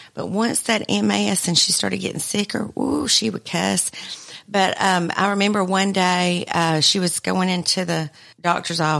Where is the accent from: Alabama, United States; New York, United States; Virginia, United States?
Alabama, United States; Albertville